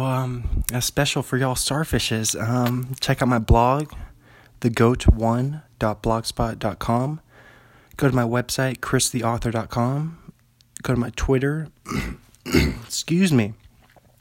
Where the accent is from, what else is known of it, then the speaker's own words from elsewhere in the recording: Pullman, Washington, United States; I'm from Pullman, Washington.